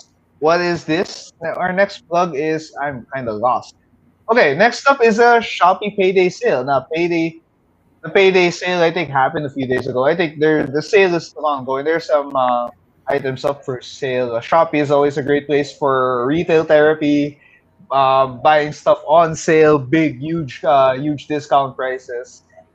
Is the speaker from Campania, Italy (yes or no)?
no; Milan, Lombardy, Italy; We grew up there in Milan with Milan supremacy, with AC and Inter.